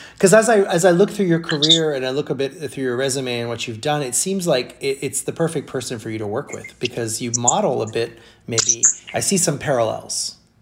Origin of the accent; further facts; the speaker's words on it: Brazil; now in United States; my mom's from from South America and I grew up in Brazil